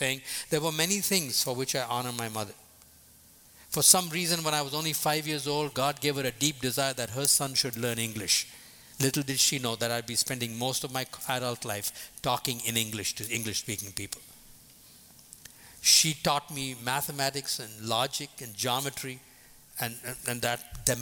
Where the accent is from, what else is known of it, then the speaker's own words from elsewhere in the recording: India; moved away as an adult; also born or lived in Boston; from the time I was born in India till the time I left at the age of 22 to come to Boston